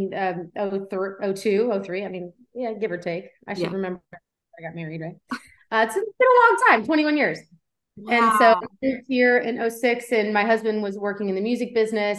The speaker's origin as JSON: {"language": "English", "town": "Cincinnati", "region": "Ohio", "country": "United States", "tie": "born or raised there", "moved": "as an adult", "lives_now": "Tennessee, United States", "said": "I'm not originally from Tennessee. I was born and raised in Cincinnati, Ohio. So I'm a Midwestern girl at heart"}